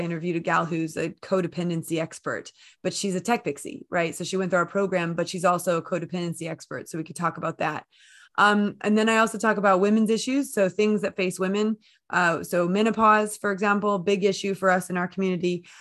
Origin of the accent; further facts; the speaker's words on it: United States; accent: American; moved away as an adult; now in United Kingdom; I'm based in the U K, despite my American accent